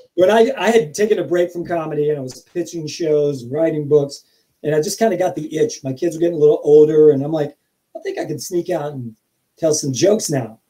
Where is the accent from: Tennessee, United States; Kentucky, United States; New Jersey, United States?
Kentucky, United States; moved away; I'm from Kentucky